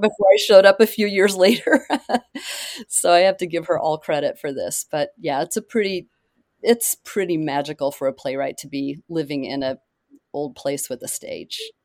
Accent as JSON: {"language": "English", "region": "Oklahoma", "country": "United States", "tie": "born or raised there", "moved": "yes", "said": "I grew up in Oklahoma."}